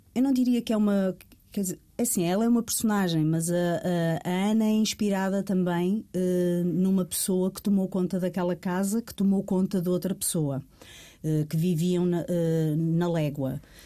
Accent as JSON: {"language": "Portuguese", "town": "Rio Tinto", "region": "Porto District", "country": "Portugal", "said": "eu sou de Rio Tinto, do Porto"}